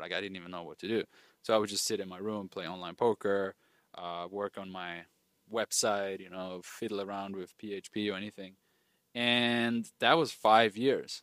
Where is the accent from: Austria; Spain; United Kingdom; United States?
Austria; moved away; I grew up in Austria, rural, rural areas of Austria.